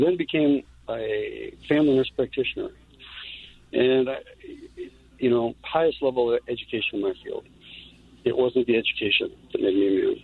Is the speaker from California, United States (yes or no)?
yes; Los Angeles, California, United States; moved away as an adult; now in St. Paul, United States; I grew up in Los Angeles